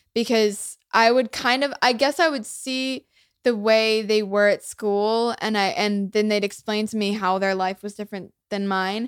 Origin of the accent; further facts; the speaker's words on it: United States; first language English; I, like, grew up here. I'm so lucky to have, like, this be my first language